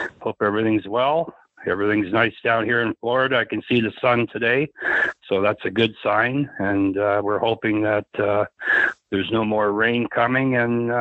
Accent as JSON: {"language": "English", "country": "Canada", "said": "being Canadian"}